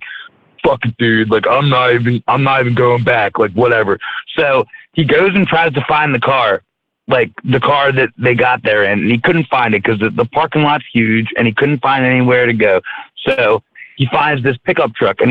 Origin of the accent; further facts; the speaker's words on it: Maryland, United States; I'm from Maryland.